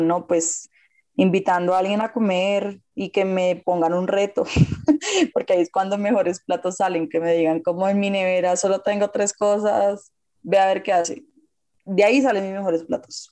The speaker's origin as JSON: {"language": "Spanish", "country": "Colombia", "said": "como colombiana"}